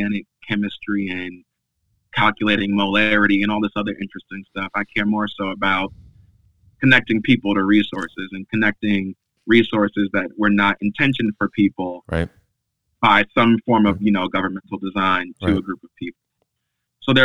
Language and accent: English; Long Island, New York, United States; now in New York City, United States; I grew up on Long Island for the majority of the second half of my formative years